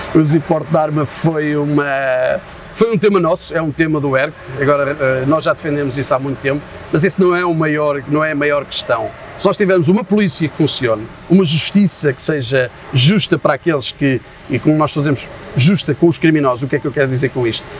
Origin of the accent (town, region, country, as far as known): Portugal